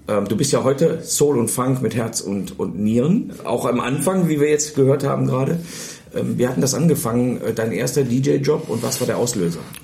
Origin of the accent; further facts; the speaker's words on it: Mönchengladbach, North Rhine-Westphalia, Germany; now in Bielefeld, Germany; Mönchengladbach, wo ich herstamme